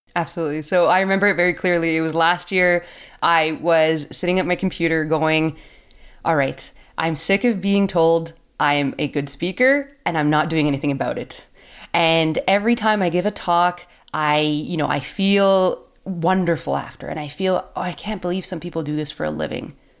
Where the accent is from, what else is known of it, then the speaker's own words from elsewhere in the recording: Canada; I'm from Canada